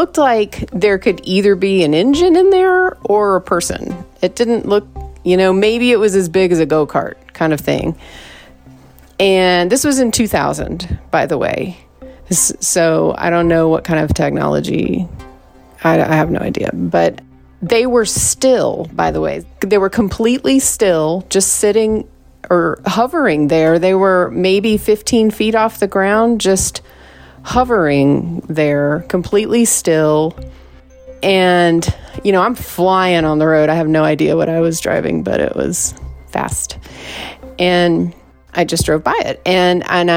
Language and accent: English; the East, East Coast, United States; moved away; also born or lived in Southwest; I'm from the East